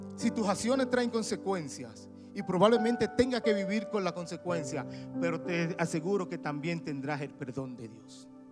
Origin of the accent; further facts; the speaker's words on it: San Pedro de Macorís, Dominican Republic; moved away as an adult; now in United States; mi ciudad natal San Pedro